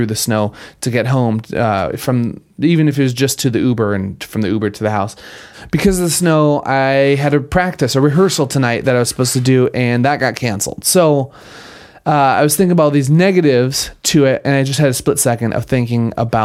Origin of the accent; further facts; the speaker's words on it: Minnesota, United States; I grew up in Minnesota